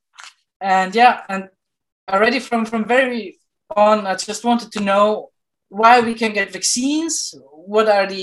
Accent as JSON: {"language": "English", "country": "Austria", "tie": "born or raised there", "also_born_or_lived": "Vienna / Utrecht, Netherlands", "moved": "as an adult", "lives_now": "Rotterdam, Netherlands", "said": "I come originally from Austria, from a very small little town"}